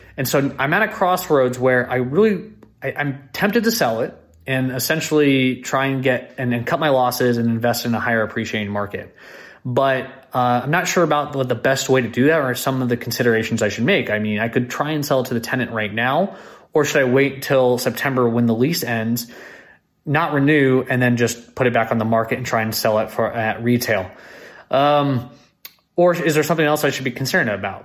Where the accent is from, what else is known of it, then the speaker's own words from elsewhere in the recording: California Bay Area, United States; now in Austin, United States; I live here in Austin, Texas, but I'm originally from the California Bay Area